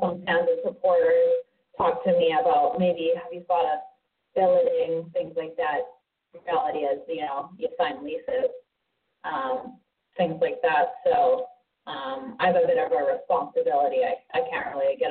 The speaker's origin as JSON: {"language": "English", "country": "Canada", "moved": "as an adult", "lives_now": "United States", "said": "Being Canadian, hockey is my only job. To live off of with my work visa"}